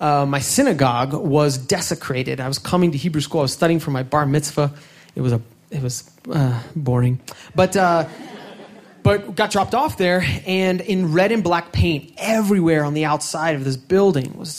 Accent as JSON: {"language": "English", "town": "Washington", "region": "District of Columbia", "country": "United States", "tie": "born or raised there", "said": "I was born in Washington, D.C."}